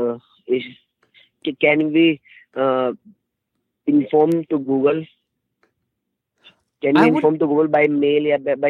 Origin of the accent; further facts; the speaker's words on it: New Delhi, Delhi, India; I'm from India, New Delhi